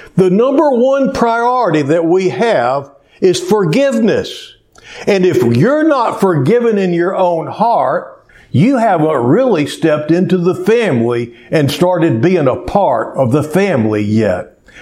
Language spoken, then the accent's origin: English; Cleveland, Texas, United States; when I was growing up in Cleveland, Texas, there was about 5,600 people when I was a kid.